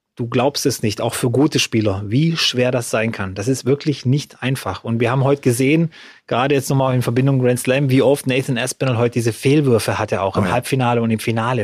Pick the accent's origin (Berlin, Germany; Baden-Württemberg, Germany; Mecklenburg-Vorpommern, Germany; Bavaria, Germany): Baden-Württemberg, Germany; Freudenstadt; bei uns in Freudenstadt